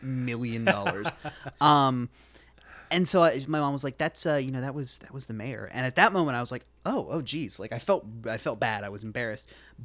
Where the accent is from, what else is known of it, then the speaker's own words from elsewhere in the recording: North Carolina, United States; okay. Yeah, I'm from North Carolina.